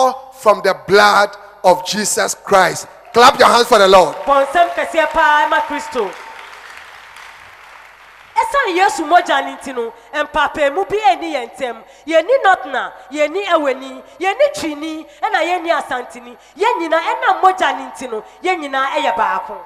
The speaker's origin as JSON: {"language": "English", "country": "India", "moved": "yes", "said": "I am Indian"}